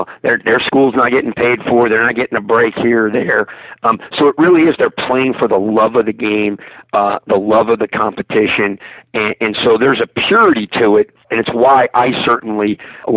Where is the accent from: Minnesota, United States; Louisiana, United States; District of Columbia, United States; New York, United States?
New York, United States; Rochester; I grew up in Rochester, New York, upstate